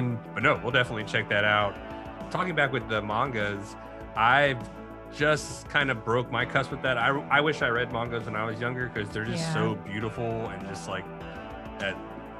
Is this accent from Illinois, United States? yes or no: no; Austin, Texas, United States; Austin, Texas. Texas. Yes.